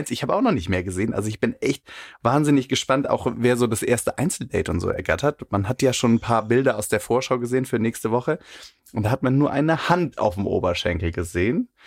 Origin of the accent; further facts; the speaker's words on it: Cologne, North Rhine-Westphalia, Germany; Also ich bin ja auch Kölner und äh, viele im ja. Karneval unterwegs